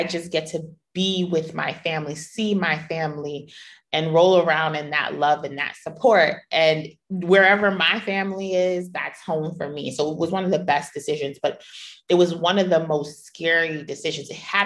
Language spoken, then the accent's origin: English; New York, United States; moved away as an adult; being a New Yorker